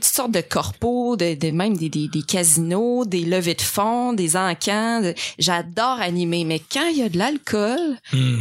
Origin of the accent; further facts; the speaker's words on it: Abitibi, Quebec, Canada; je viens de la BTB